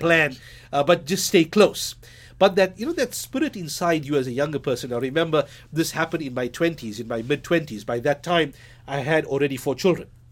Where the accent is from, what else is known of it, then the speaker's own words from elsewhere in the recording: Durban, KwaZulu-Natal, South Africa; moved away as an adult; also born or lived in Johannesburg / United States; I'm a Durbanite, a born Durbanite